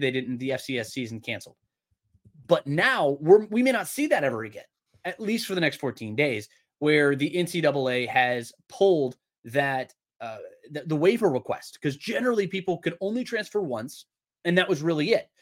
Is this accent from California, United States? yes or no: no; Georgia, United States; I am a kid from Georgia